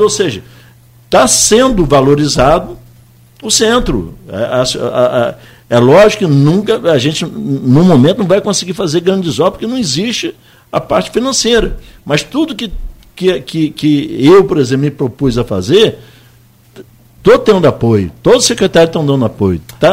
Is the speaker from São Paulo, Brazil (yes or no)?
no; Campos dos Goytacazes, Rio de Janeiro, Brazil; eu sou da Rua do Príncipe